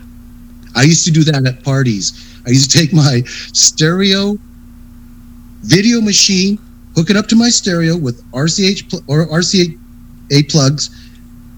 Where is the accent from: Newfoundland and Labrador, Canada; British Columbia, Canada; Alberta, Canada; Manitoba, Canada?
British Columbia, Canada; Victoria; now in Calgary, Canada; I'm from Victoria